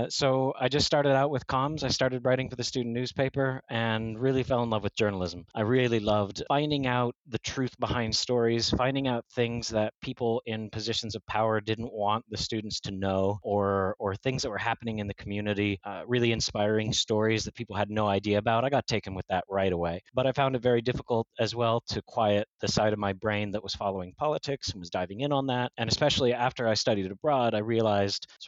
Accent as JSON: {"language": "English", "town": "Cranberry Township", "region": "Pennsylvania", "country": "United States", "tie": "born or raised there", "also_born_or_lived": "Oklahoma", "moved": "as an adult", "lives_now": "Amsterdam, Netherlands", "said": "I grew up in Cranberry Township"}